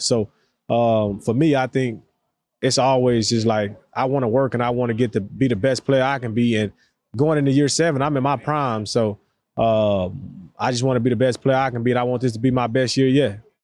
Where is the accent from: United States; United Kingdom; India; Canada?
United States; the South; for us, especially down south, you know what I mean, that was a big time for us as black black people